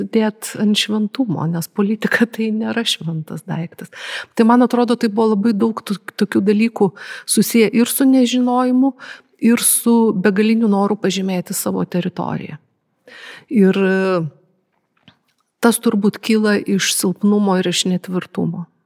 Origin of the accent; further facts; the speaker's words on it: Lithuania; esu lietuvė su labai senom šaknim.